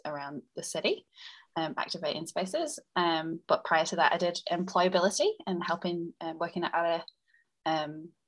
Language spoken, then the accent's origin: English; United Kingdom; accent: British; now in New Zealand; my dad played rugby league in the UK, and that's why I was born over there. And I've been here actually for 10 years tomorrow.